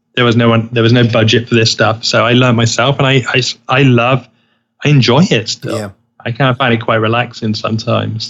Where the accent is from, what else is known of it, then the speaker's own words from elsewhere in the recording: United Kingdom; now in Los Angeles, United States; I am British